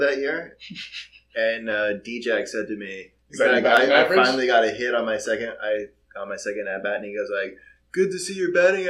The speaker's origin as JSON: {"language": "English", "region": "Hawaii", "country": "United States", "said": "I'm from Hawaii"}